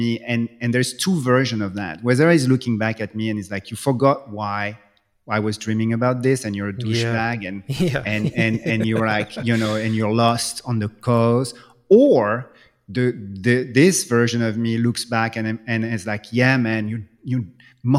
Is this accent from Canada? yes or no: no; France; English is a second language; moved away; when I grew up in France